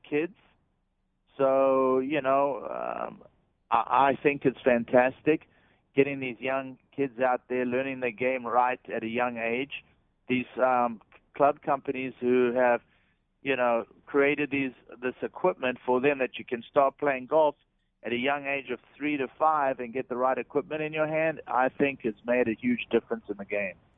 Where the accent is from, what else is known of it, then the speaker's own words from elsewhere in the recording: South Africa; moved away; when I grew up back in South Africa